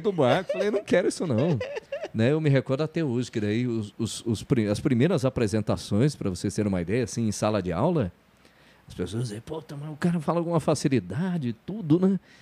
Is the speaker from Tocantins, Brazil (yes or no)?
no; Telêmaco Borba, Paraná, Brazil; moved away as an adult; also born or lived in Curitiba / Ponta Grossa; Sou natural de Telemaco Borba, tenho 53 anos.